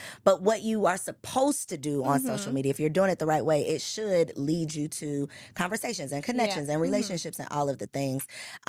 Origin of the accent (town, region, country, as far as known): Chicago, Illinois, United States